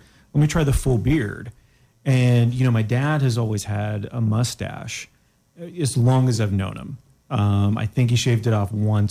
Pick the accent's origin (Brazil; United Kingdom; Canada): Canada; I'm Canadian, so I don't understand your ways, your American ways.